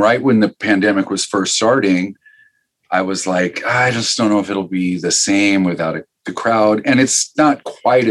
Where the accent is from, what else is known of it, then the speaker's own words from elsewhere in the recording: Omaha, Nebraska, United States; growing up in Omaha